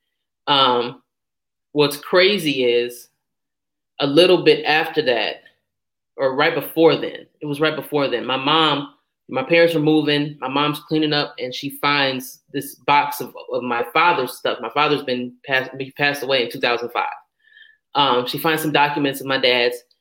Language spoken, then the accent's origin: English; Clayton, United States; I grew up in Clayton on a block where every other household was a two-parent household.